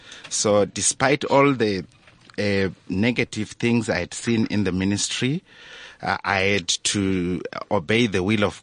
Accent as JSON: {"language": "English", "country": "Zimbabwe", "tie": "born or raised there", "moved": "yes", "lives_now": "South Africa", "said": "I am an ordained pastor of the Apostolic Faith Mission of South Africa, a Zimbabwean by birth, but now a South African permanent resident."}